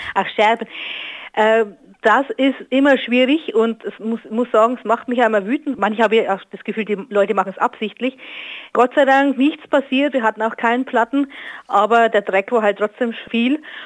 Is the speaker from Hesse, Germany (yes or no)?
no; Northern Bavaria, Germany; now in Ruhr area, Germany; aus meiner alten Heimat, aus Nordbayern